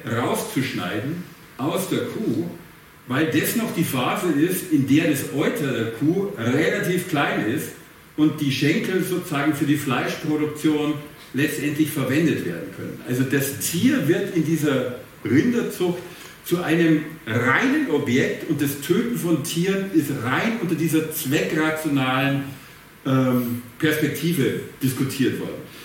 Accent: Bavaria, Germany; accent: Bavarian; ich habe einen sehr starken bayerischen Akzent und ich komme aus dem ländlichen Bereich

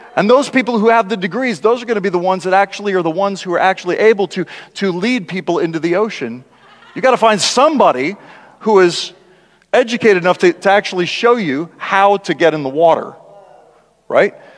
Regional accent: South Dakota, United States; when I was a kid and growing up in South Dakota

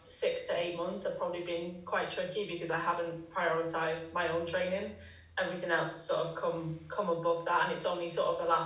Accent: Manchester, North West England, United Kingdom; now in Teddington, United Kingdom; I'm originally from Manchester, but moved back down to the south sort of last year.

